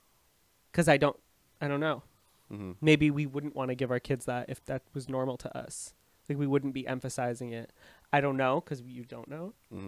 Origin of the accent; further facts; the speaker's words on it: Amherstburg, Ontario, Canada; also born or lived in Windsor, Ontario; I lived in Amherstburg, Ontario, almost my whole life